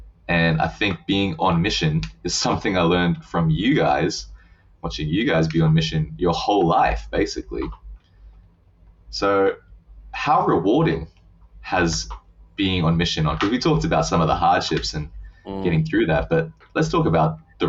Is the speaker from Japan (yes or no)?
yes; Japan; I just think over time, growing up in Japan just grows on you. Like the country, the culture, the people, it just grows on you.